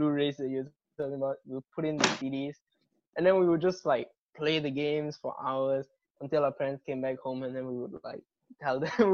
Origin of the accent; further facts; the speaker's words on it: Malaysia; first language English; I'm Malaysian Indian